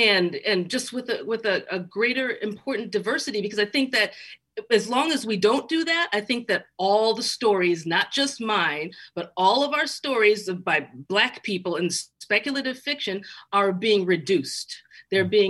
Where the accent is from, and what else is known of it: Chicago, Illinois, United States; born or raised there